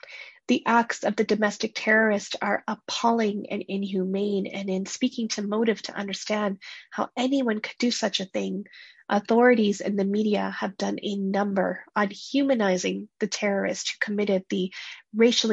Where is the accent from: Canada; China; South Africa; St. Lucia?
Canada; first-generation Canadians like myself